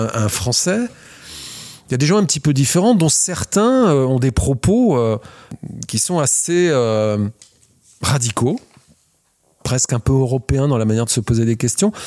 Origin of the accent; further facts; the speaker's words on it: France; on est français, on fait du design en France